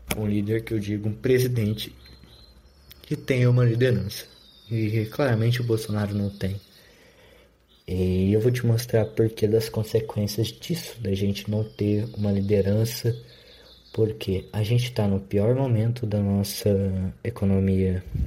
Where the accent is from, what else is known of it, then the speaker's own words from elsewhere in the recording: Brazil; eu sou brasileiro